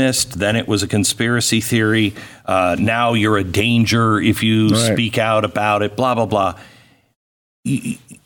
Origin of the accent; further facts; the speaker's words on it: Seattle, Washington, United States; I grew up in Seattle